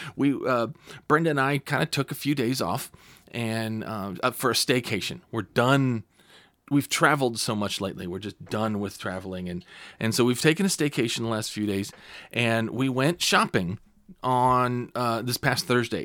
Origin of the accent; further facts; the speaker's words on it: California, United States; now in Clear Lake, United States; I'm originally from California